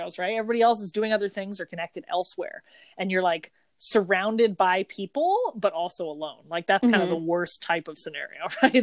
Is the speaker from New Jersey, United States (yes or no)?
yes; New Jersey, United States; we're from New Jersey